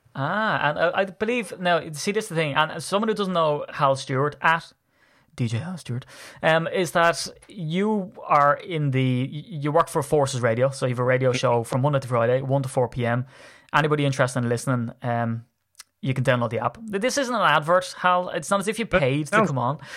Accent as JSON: {"language": "English", "country": "Ireland", "said": "as an Irishman"}